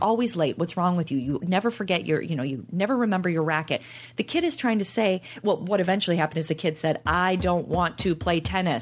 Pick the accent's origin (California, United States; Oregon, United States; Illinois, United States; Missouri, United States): Illinois, United States; Chicago; we're from Chicago